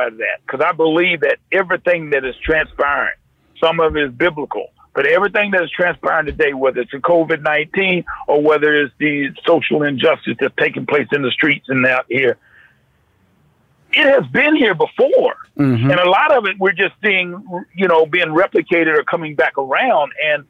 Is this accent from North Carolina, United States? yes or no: yes; North Carolina, United States; I grew up in North Carolina, but after 9 o'clock at night, that's what you get.